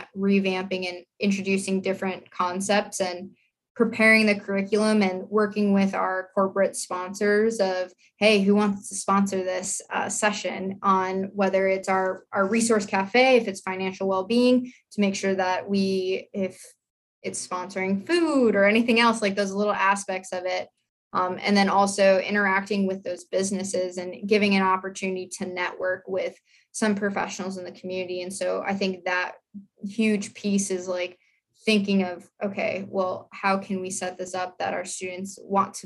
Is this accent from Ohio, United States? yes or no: no; South Dakota, United States; moved away as an adult; I grew up in South Dakota. I was like a horse girl. Like I lived on a ranch